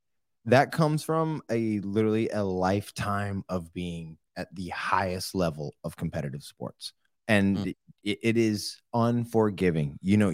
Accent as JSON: {"language": "English", "region": "Oklahoma", "country": "United States", "tie": "born or raised there", "said": "Growing up in Oklahoma and Hunter, you know how this is, being in like small towns. We got in a lot of fights."}